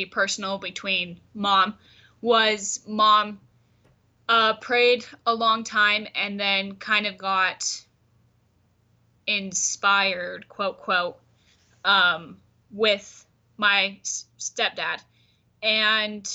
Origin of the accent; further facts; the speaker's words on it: Centennial Park, Arizona, United States; I was raised and am growing up in Centennial Park, which is just a little past Short Creek or the Crick